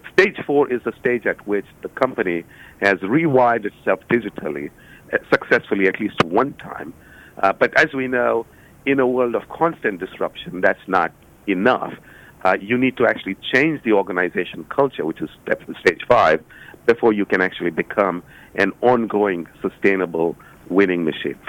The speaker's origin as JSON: {"language": "English", "town": "Cincinnati", "region": "Ohio", "country": "United States", "tie": "born or raised there", "said": "I was doing a book launch in my hometown in Cincinnati"}